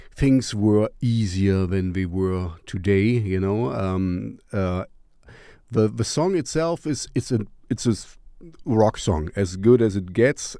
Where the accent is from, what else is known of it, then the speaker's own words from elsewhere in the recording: East Germany, Germany; English is a second language; I grew up in East Germany